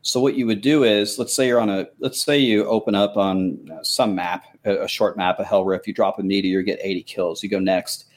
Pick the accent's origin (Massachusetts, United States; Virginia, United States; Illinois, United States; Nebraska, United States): Nebraska, United States; I grew up in Nebraska